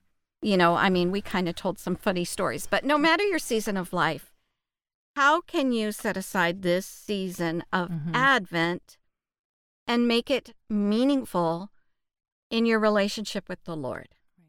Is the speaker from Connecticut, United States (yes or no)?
no; Texas, United States; We grew up in the Bible Belt of Texas and grew up in church and had a godly mother.